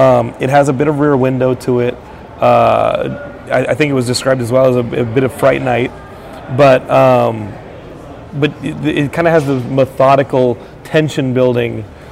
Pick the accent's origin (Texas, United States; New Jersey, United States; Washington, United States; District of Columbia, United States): Texas, United States; Because as a Texan, it sounds like it would just be cold all the time and people walking around.